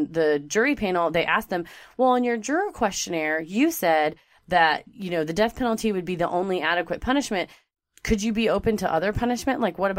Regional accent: Texas, United States; And it's because we're from Texas.

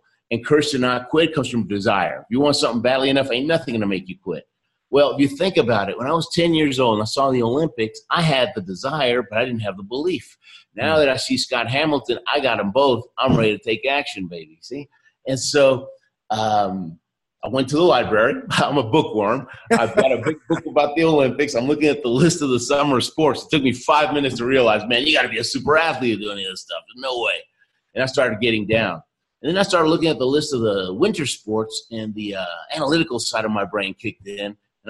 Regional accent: Argentina; born there; I happen to tell him that I was born in Argentina

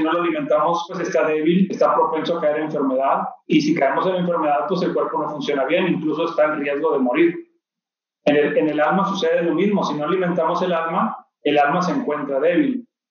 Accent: Monterrey, Nuevo León, Mexico; Nací en Monterrey, Nuevo León, aquí donde, donde vivo actualmente

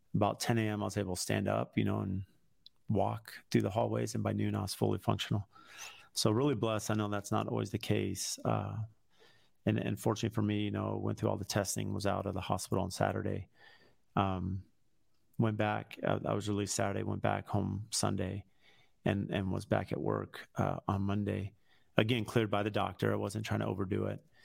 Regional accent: San Diego, California, United States; moved away as an adult; now in Phoenix, United States; I grew up in San Diego. Here I'm in Phoenix.

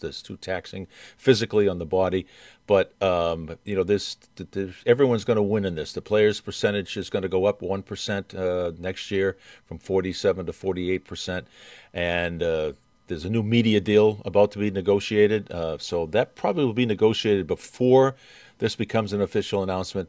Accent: Boston, Massachusetts, United States; I'm from Boston

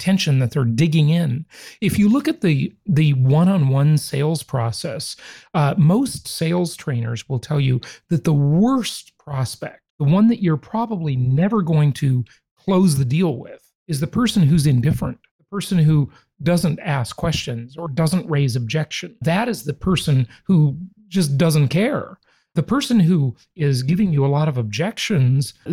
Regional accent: Los Angeles, California, United States; also born or lived in Orange County, California; I grew up in Los Angeles, California

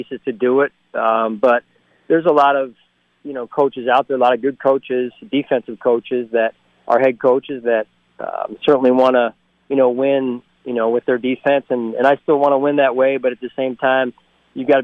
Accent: outside of Philadelphia, Pennsylvania, United States; now in Buffalo, United States; being raised where I was raised around outside of Philadelphia with my parents

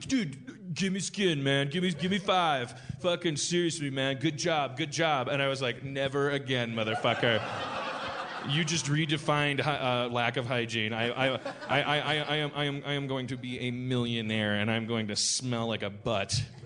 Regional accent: Milwaukee, Wisconsin, United States; moved away; I'm from Milwaukee, Wisconsin

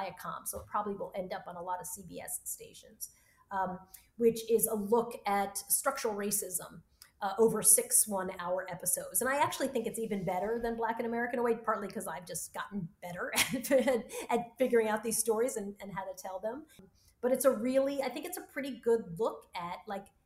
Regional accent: United States; I'm an American. My roots are in Cuba and Australia, and I'm a Black American

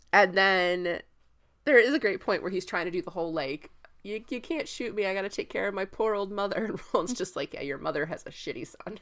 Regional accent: Tampa, Florida, United States; I'm from Tampa

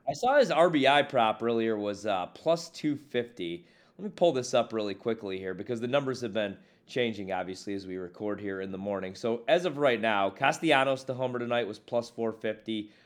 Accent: Midwest, United States; now in Washington, D.C. area, United States; I'm from the Midwest.

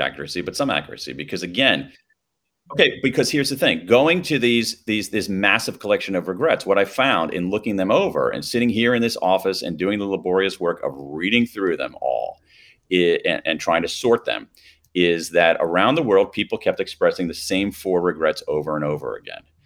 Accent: Columbus, Ohio, United States; I grew up in Columbus, Ohio

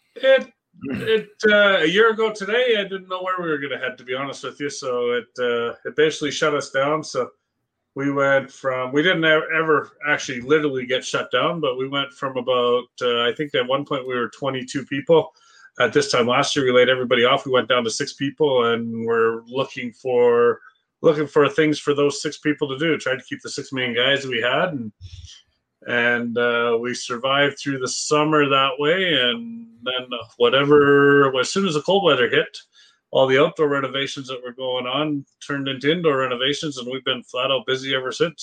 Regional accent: Edson, Alberta, Canada; I grew up in Edson

